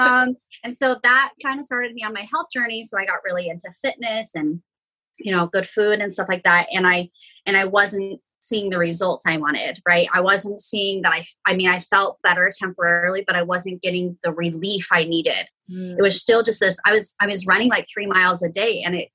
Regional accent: Idaho, United States; I was born and raised in Idaho. I'm a small town girl.

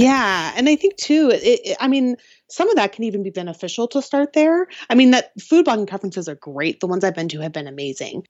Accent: Seattle, Washington, United States; I am from the Seattle area

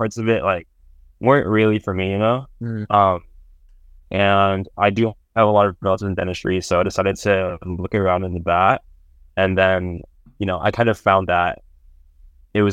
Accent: San Jose, California, United States; now in San Francisco, United States; I'm from San Jose, California

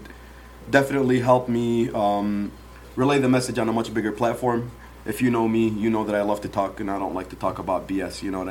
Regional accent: Dearborn, Michigan, United States; also born or lived in Yemen; Grew up in Dearborn my whole life. I wasn't born in Dearborn. I was born in Yemen.

